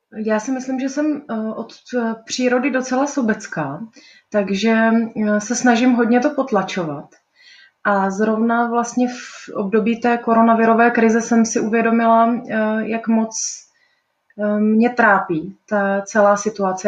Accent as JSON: {"language": "Czech", "town": "Brno", "region": "South Moravian Region", "country": "Czechia", "tie": "born or raised there", "moved": "as an adult", "lives_now": "Prague, Czech Republic", "said": "Já jsem se narodila v Brně, mám Brno hrozně ráda"}